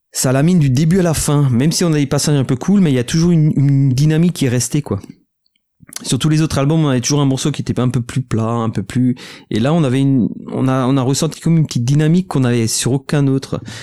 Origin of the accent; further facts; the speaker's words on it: Alsace, Grand Est, France; on vient d'Alsace, euh, c'est la bière et les bretzels